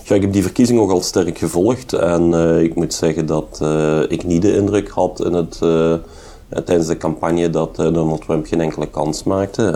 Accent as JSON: {"language": "Dutch", "town": "Hasselt", "region": "Flanders", "country": "Belgium", "tie": "born or raised there", "said": "Ik ben een geboren en getogen Hasselaar."}